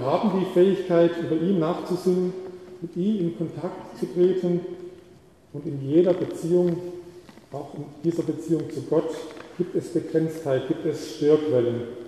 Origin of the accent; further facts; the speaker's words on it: the South, Southern Germany, Germany; moved away; bei uns im Süden